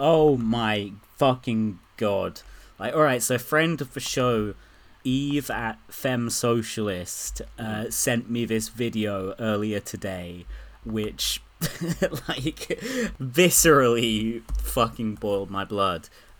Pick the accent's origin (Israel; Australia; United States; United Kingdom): Israel; I'm from Israel. We'd get on.